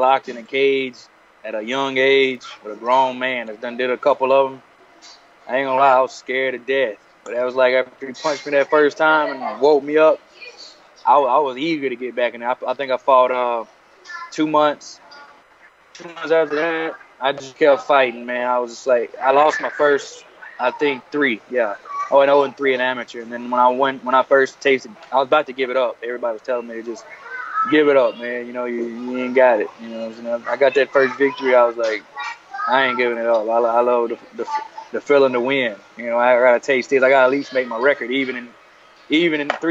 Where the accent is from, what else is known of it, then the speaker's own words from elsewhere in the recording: McIntosh, Alabama, United States; I grew up in McIntosh, Alabama